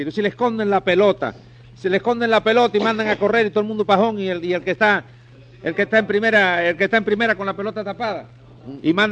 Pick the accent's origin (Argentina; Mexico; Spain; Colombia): Spain; Mm, bueno, no, yo soy español, yo no, yo no me meto